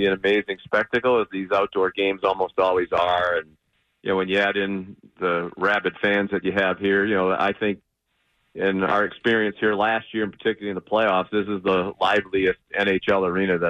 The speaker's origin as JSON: {"language": "English", "town": "Boston", "region": "Massachusetts", "country": "United States", "said": "being a Bostonian"}